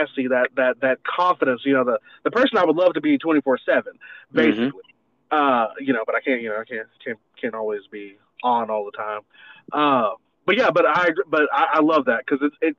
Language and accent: English; the South, United States; also born or lived in Brandon, Florida; now in Beaumont, United States; growing up in the South